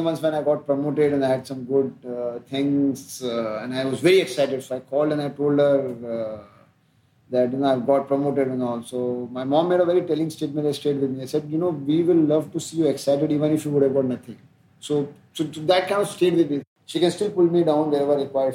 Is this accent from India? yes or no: yes; Ujjain, Madhya Pradesh, India; in a very nice middle class existence in a colony life outside Ujjain